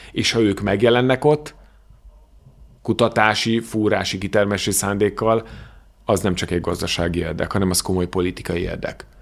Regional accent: Hungary; magyar vagyok

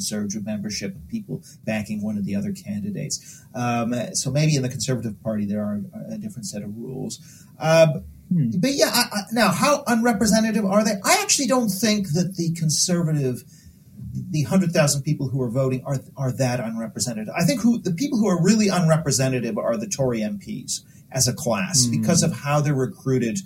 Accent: Canada; I'm Canadian

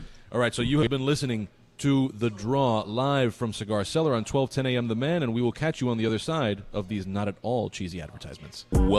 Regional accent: Kendall area, Florida, United States; growing up in the Kendall area

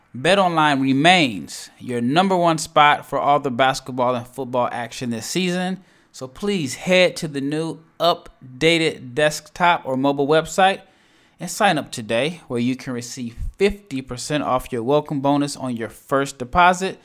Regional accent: Omaha, Nebraska, United States; now in Dallas, United States; I'm from Omaha, Nebraska. I live in Dallas, Texas

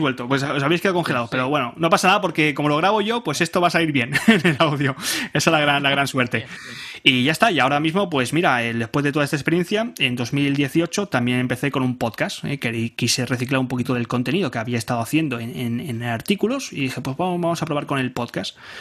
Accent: Barcelona, Catalonia, Spain; soy de, soy de Barcelona, de España

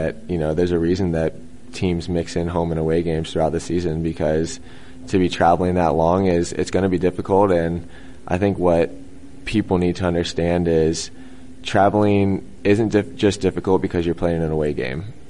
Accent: the South, United States; I'm from the South

